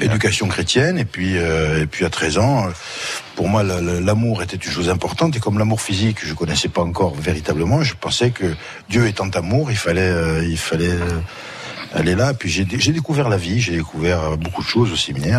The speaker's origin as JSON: {"language": "French", "town": "Ajaccio", "region": "Corsica", "country": "France", "tie": "born or raised there", "also_born_or_lived": "Bastia / Borgo", "said": "je suis d'Ajaccio."}